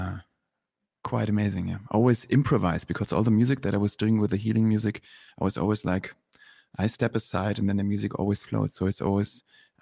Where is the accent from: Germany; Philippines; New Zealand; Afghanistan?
Germany; moved away as an adult; also born or lived in Berlin, Germany / Los Angeles, United States; I was born and raised in Germany